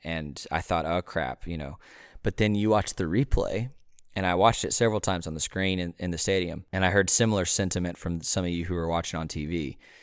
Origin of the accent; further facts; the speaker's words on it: Waco, Texas, United States; growing up in Waco